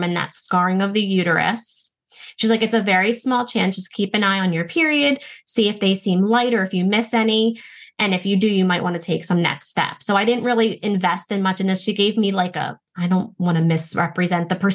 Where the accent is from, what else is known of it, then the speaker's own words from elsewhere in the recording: Baltimore, Maryland, United States; I'm from Baltimore